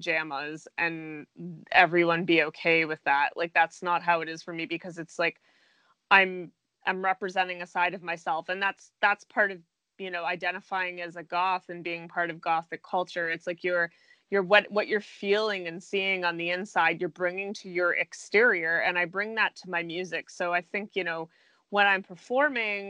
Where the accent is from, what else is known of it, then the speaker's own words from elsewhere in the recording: Canada; Being Canadian